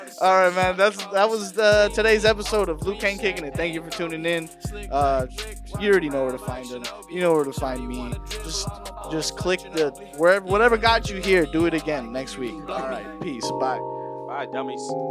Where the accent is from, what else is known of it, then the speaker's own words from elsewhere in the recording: Burbank, California, United States; I know everybody in Burbank